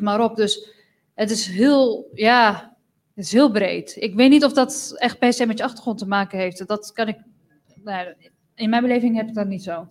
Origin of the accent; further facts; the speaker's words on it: Netherlands; als je hier geboren bent, ik ben dan ook Europees. Ik ben ook een Nederlander.